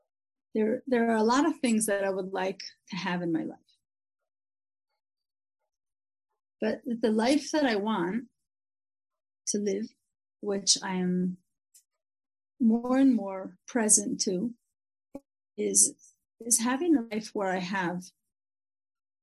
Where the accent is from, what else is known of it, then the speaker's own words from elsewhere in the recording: Israel; first language English; It's English, but growing up in Israel.